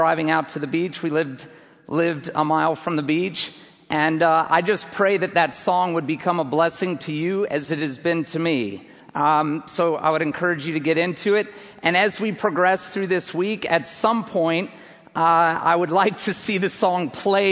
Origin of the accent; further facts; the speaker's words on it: United States; I hail from the United States of America.